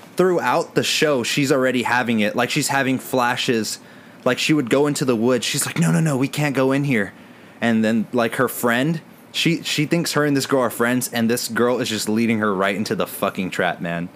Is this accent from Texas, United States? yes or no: yes; San Antonio, Texas, United States; I'm from San Antonio.